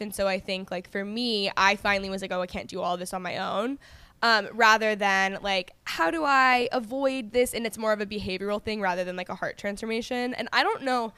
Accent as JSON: {"language": "English", "region": "Texas", "country": "United States", "tie": "born or raised there", "also_born_or_lived": "Los Angeles, United States", "moved": "as an adult", "said": "I grew up in Texas"}